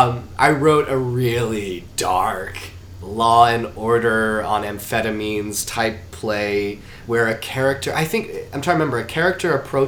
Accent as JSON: {"language": "English", "town": "Charlotte", "region": "North Carolina", "country": "United States", "said": "I'm from South USA. My father, who just recently retired, was in the real estate department of Norfolk Southern Railways and spent his whole career and my family moving from regional office to regional office."}